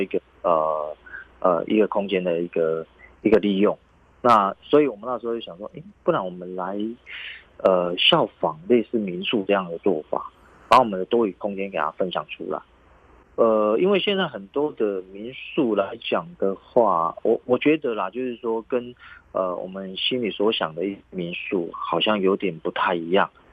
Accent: Kaohsiung, Taiwan; also born or lived in Yunlin; 虽然是在云林出生，但是呢，我们从小都是在高雄长大

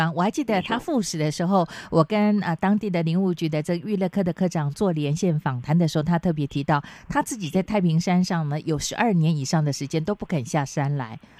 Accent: Chiayi, Taiwan; 你跟我都是嘉义人嘛？

